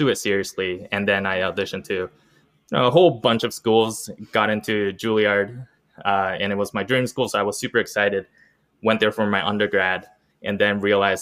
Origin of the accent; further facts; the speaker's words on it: Columbus, Ohio, United States; I was born in Columbus, Ohio. Grew up with musical parents